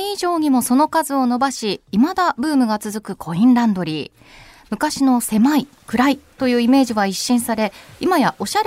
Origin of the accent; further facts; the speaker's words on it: Tokyo, Japan; 上京してない東京出身だからどう失礼しました、上京してない